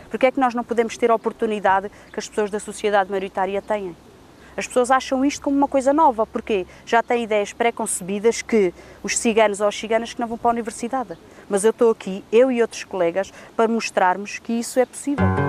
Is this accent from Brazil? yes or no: no; Figueira da Foz, Centro, Portugal; sou da Figueira da Foz, sou da etnia cigana